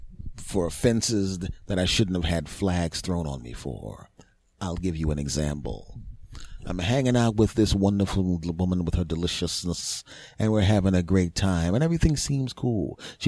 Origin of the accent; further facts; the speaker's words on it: Philadelphia, Pennsylvania, United States; I'm from Philly originally.